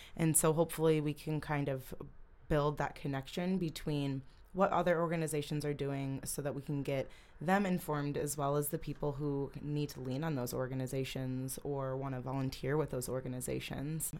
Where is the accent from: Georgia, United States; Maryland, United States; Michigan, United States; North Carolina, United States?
Michigan, United States; Holland; I grew up in Holland, Holland, Michigan.